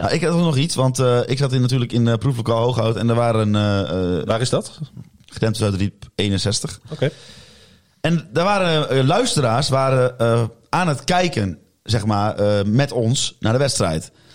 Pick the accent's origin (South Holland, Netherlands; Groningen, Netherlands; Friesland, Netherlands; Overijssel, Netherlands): Overijssel, Netherlands; Salland; want ik kom natuurlijk uit Salland en dat ligt naast Twente